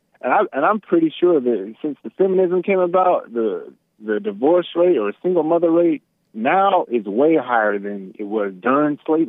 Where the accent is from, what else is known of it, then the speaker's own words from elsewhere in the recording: the South, United States; I'm from the South.